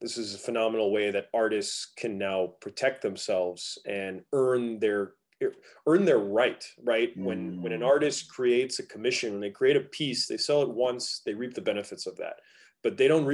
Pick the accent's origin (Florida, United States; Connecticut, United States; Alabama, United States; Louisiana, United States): Florida, United States; Fort Lauderdale; also born or lived in Miami; I'm originally from Fort Lauderdale